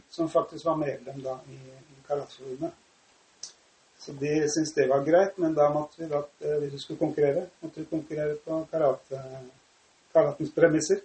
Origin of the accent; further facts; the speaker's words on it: Oslo, Norway; Jeg vokste opp på Oppsal mm. i Oslo